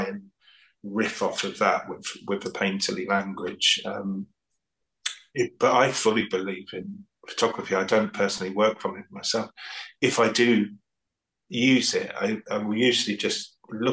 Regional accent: the Fens, East of England, United Kingdom; moved away as an adult; also born or lived in London; I grew up in the Fens

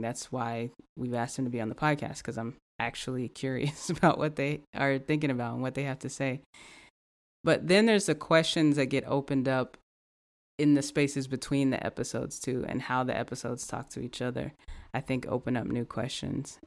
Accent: the South, United States; growing up in the South, um, growing up in a Black community

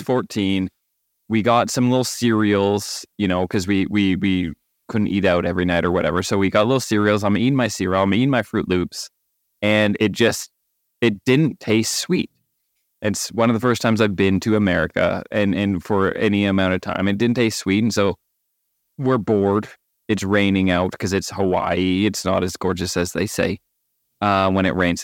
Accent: Canada; I'm Canadian

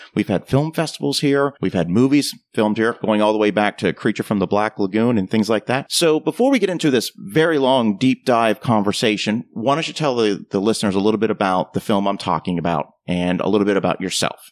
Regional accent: Ocala, Florida, United States; my hometown of Ocala, Florida.

